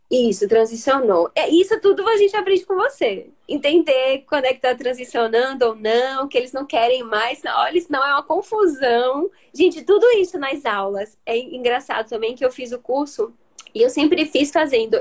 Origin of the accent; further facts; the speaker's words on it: Salvador, Bahia, Brazil; Moro, sou aqui de Salvador, conterrânea, né? De doutora Lari